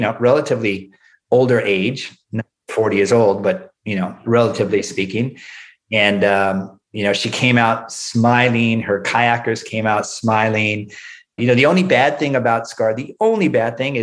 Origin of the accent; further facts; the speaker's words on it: Southern California, United States; I grew up in Southern California